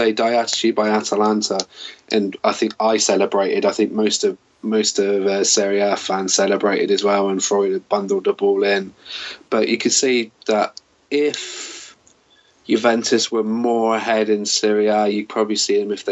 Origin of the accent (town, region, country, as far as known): England, United Kingdom; born or raised there